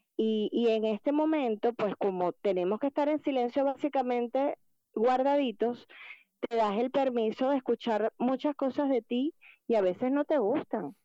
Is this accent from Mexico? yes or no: no; Venezuela; somos los venezolanos